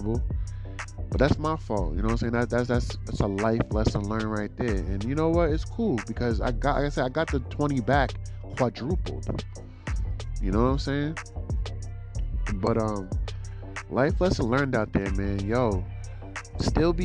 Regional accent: United States; I was, you know, born in America. So because I'm American

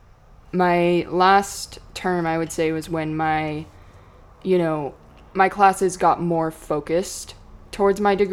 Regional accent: Hood River, Oregon, United States; My whole life, born and raised. I'm from Upper Valley, so Parkdale area.

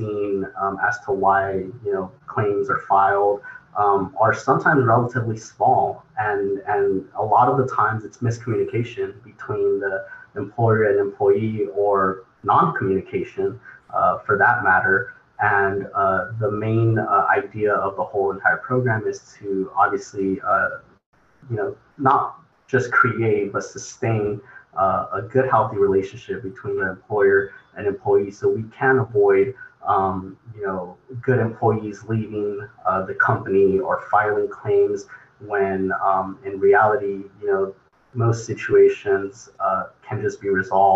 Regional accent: Fresno, California, United States; Grew up, was raised here in the Central Valley, born and raised in Fresno

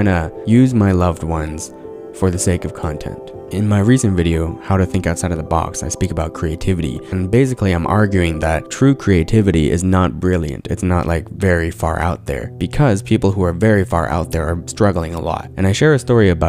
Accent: Abbotsford, British Columbia, Canada; I grew up in Abbotsford in predominantly white schools as one of the very few Asian kids

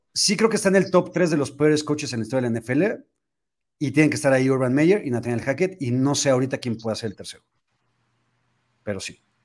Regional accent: Mexico; cómo somos los mexicanos

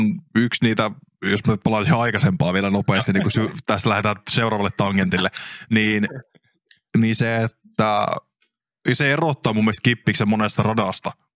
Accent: Kyyjärvi, Central Finland, Finland; mun kotipaikkakunta Kyyjärvi

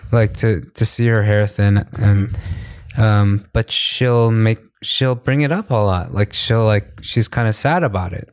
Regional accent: New York, United States; now in Korea; New York, I'm from New York

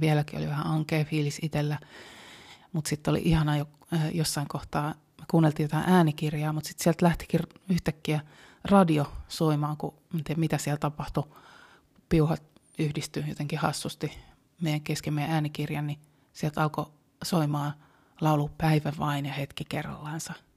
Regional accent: Helsinki, Uusimaa, Finland; Mä oon helsinkiläinen

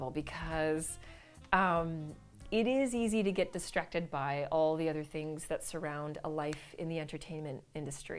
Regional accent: Vancouver, British Columbia, Canada; moved away; I'm from Vancouver

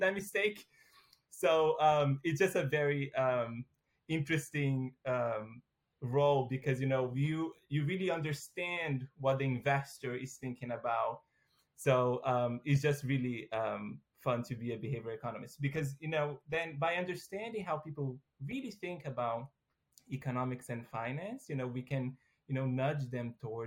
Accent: Brazil; moved away as an adult; now in United States; I am originally from Brazil. So I got a full ride scholarship to go study in the U.S.

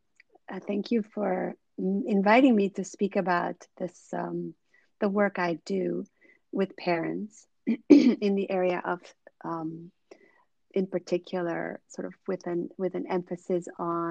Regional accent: Suriname; also born or lived in Netherlands; I was born in the Netherlands, but they moved to Suriname in South America when I was a child. And so I grew up there

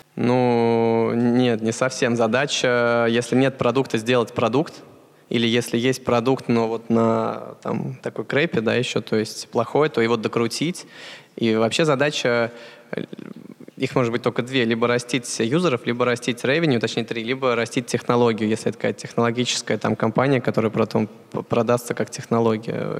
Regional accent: Russia; moved away; мы из России

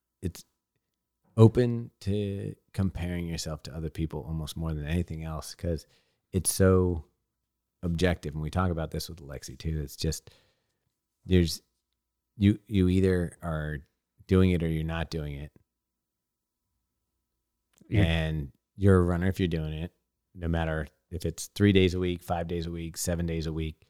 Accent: California, United States; I grew up in California

